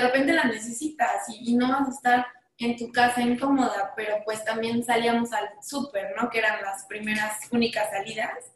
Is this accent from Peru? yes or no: no; Mexico; como diseñadora mexicana